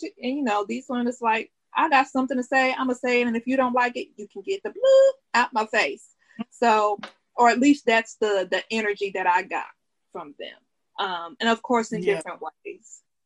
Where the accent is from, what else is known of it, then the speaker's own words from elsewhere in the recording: Dallas, Texas, United States; I'm from Dallas. It's a part in Dallas called Oak Cliff, Texas